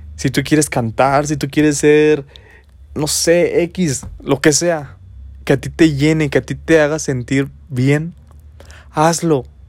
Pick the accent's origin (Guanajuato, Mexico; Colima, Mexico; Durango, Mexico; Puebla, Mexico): Guanajuato, Mexico; San Luis de la Paz; moved away as an adult; now in Dolores Hidalgo, Mexico; Soy del estado de Guanajuato. Mm, nací en el municipio de San Luis de la Paz, Guanajuato, y tengo aproximadamente 5 años en el municipio de Dolores Hidalgo